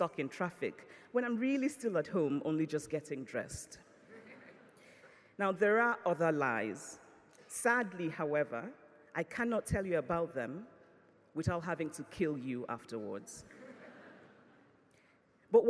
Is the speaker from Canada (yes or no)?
no; Nigeria; I grew up in Nigeria through military dictatorships and through incipient democracies